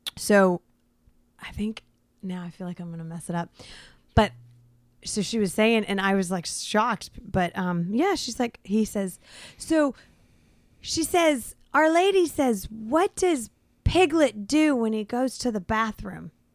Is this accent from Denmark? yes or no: no; Florida, United States; I am from Florida.